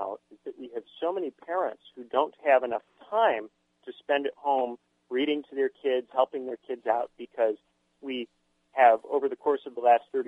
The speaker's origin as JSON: {"language": "English", "region": "Indiana", "country": "United States", "moved": "yes", "said": "my home state of Indiana."}